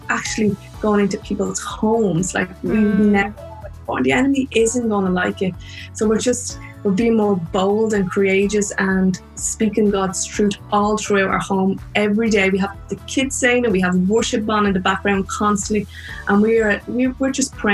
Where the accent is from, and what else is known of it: Ireland; accent: Irish; also born or lived in New York